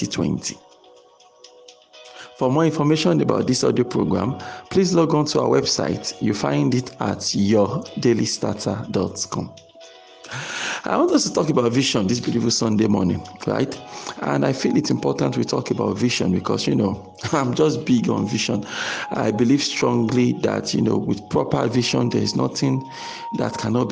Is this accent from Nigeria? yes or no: yes; Nigeria; I'm a Nigerian, I live in Nigeria